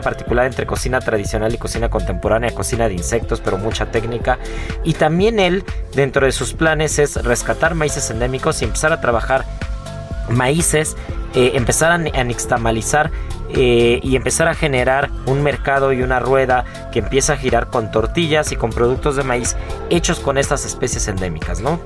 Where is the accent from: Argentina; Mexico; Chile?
Mexico; como mexicanos